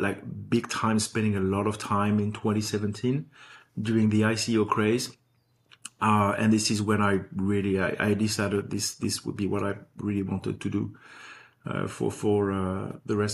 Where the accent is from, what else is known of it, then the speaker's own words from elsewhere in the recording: Paris, Île-de-France, France; moved away as an adult; also born or lived in New York; now in Los Angeles, United States; I was born and raised in Paris